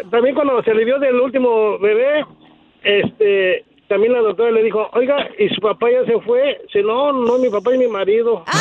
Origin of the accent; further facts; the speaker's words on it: State of Mexico, Mexico; also born or lived in Tijuana, Mexico; now in Fontana, United States; yo soy de México, ¿verdad? Del, del Estado de México, ¿verdad? Pero este, yo tengo familia en Tijuana